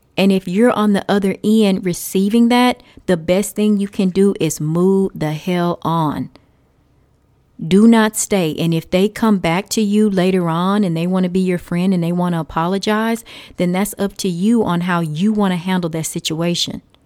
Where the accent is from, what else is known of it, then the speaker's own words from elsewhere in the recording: Texas, United States; I say y'all 'cause I'm from Texas.